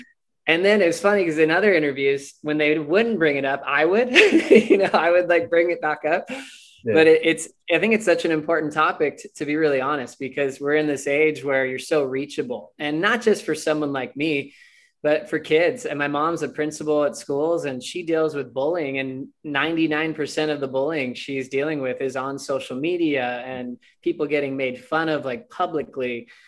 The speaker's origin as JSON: {"language": "English", "country": "United States", "said": "I'm American."}